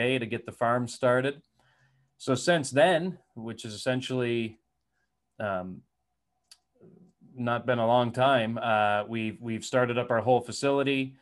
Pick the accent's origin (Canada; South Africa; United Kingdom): Canada; New Brunswick; moved away as an adult; also born or lived in Alberta; I grew up in New Brunswick.